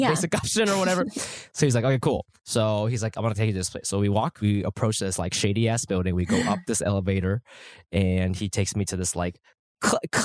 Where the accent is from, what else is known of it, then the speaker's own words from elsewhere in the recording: United States; now in New York, United States; I grew up in America